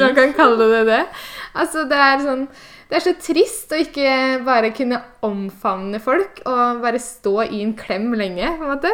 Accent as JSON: {"language": "Norwegian", "region": "Eastern Norway", "country": "Norway", "moved": "yes", "lives_now": "Bergen, Norway", "said": "jeg, som dere hører, så er jeg østlending som har havna på Vestlandet"}